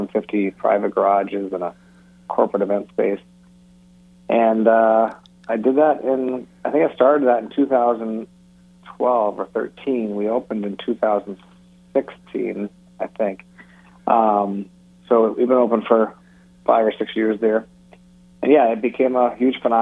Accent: Detroit, Michigan, United States; I am from Detroit. I grew up in a car family

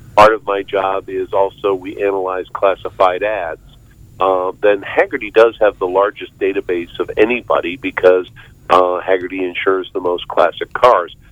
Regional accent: Arlington, Virginia, United States; also born or lived in Fairfax, Virginia; I'm actually that very rare native of uh, Northern Virginia. I, I grew up in Arlington, Virginia, and now I live next door in the county next door in Fairfax, Virginia

